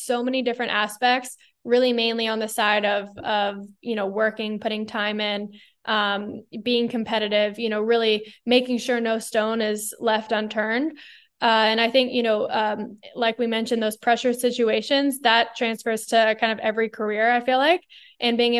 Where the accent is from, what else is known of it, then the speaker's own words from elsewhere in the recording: Bay Area, Northern California, United States; growing up in the Bay Area in Northern California, I was immersed in Silicon Valley